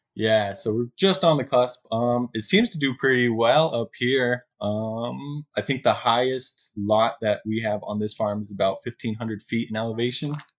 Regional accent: just south of Albuquerque, New Mexico, United States; moved away as an adult; also born or lived in Big Island, Hawaii; now in Hawaii, United States; originally from New Mexico, um, just south of Albuquerque. My family uh, had a little bit of property that we grew corn, alfalfa, and hay.

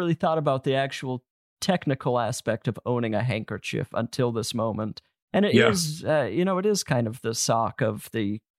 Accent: Utah, United States; also born or lived in New York; now in Los Angeles, United States; I grew up in Utah and the winters were cold. And then I lived in New York and the winters are horrible.

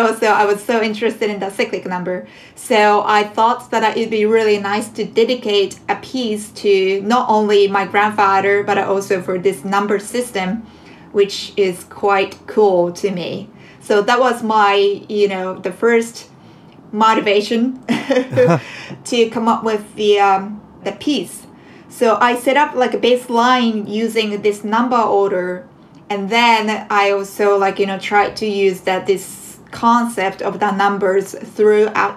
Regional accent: Japan; now in New York City, United States; I am a jazz composer originally from Japan

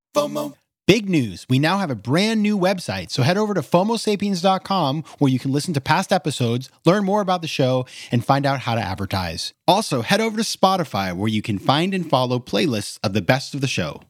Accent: Maine, United States; my hometown in Maine

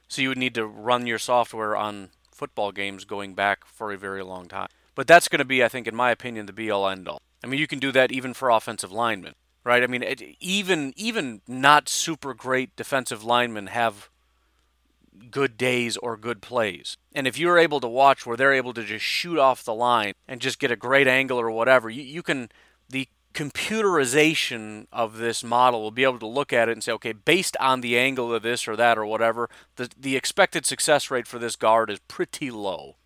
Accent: Illinois, United States; I grew up in Illinois

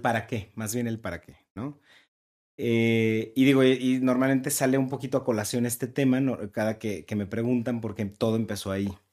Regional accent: Guadalajara, Jalisco, Mexico; yo soy de Guadalajara

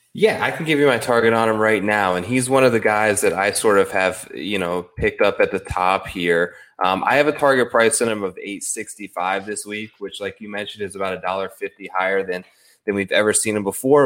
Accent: Midwest, United States; I grew up sort of in the Midwest

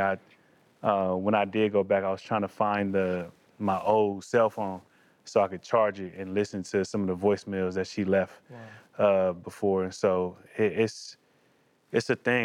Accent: California, United States; growing up in California

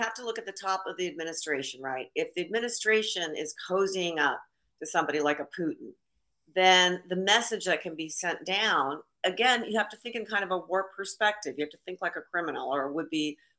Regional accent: Seattle, Washington, United States; also born or lived in Australia; I was born here in the United States in Seattle

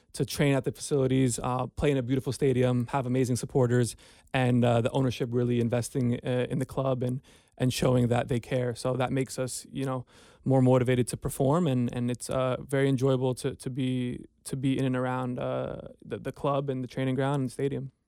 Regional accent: United States; moved away as an adult; also born or lived in New York; now in Cincinnati, United States; We're from New Jersey, New York, so it's very hustle and bustle out there.

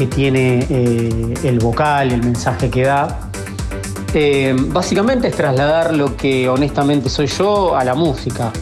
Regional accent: Santa Rosa, La Pampa, Argentina; yo soy de La Pampa, de Santa Rosa La Pampa

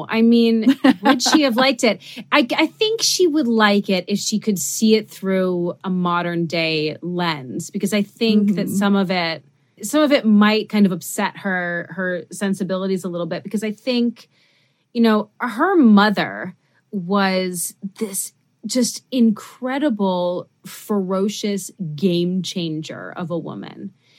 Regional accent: New York City, New York, United States; I never got to have dogs when I was growing up because I grew up in New York City and the building that I lived in didn't allow them.

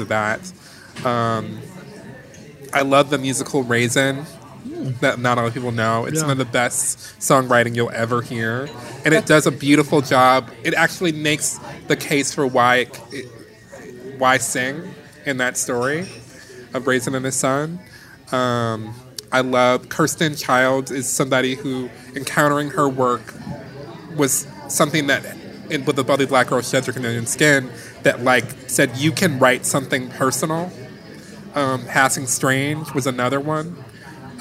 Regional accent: Detroit, Michigan, United States; I grew up in Detroit in Motown.

